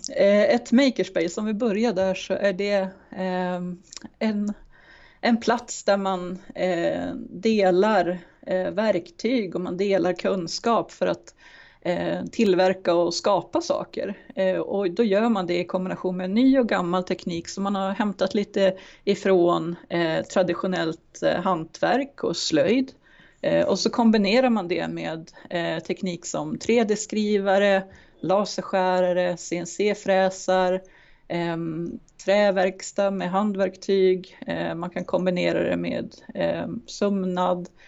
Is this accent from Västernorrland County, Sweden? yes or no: yes; Timrå, Västernorrland County, Sweden; also born or lived in Germany; now in Sundsvall, Sweden; Jag är uppvuxen i Timrå men har bott i Sundsvall i stora delar av